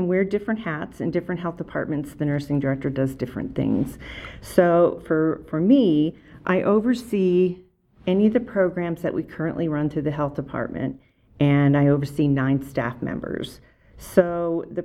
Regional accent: Erie, Pennsylvania, United States; moved away as an adult; now in Summit County, Utah, United States; I grew up in Erie, Pennsylvania, moved out here when I was 31, and I'm still here

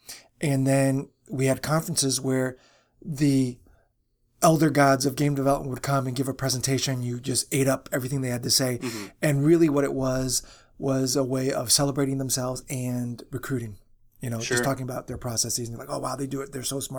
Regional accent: Chicago, Illinois, United States; So I am from the Chicago area, so I get to call dibs.

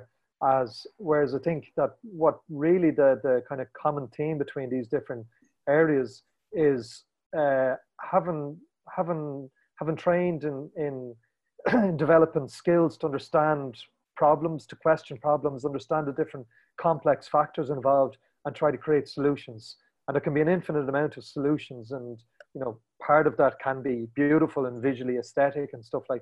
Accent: Ireland; moved away as an adult; also born or lived in Barcelona; coming from Ireland and the very edge of Europe

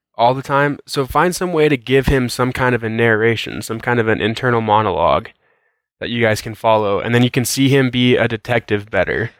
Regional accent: Colorado, United States; also born or lived in Pueblo, Colorado; I'm from Colorado. I grew up in this little bitty farm town. That's in the corner of Colorado that borders Kansas and Oklahoma.

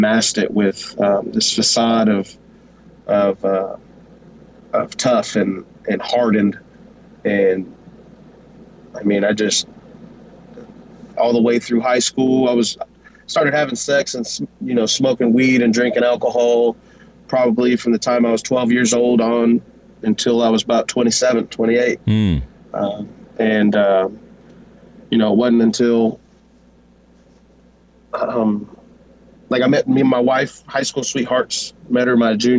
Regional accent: Wichita, Kansas, United States; born and raised here in Wichita, Kansas

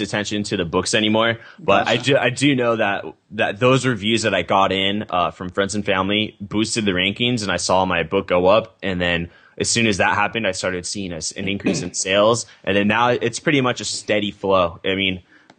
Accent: Temecula, California, United States; also born or lived in San Diego, California; fairly normal childhood suburban community, Temecula, California

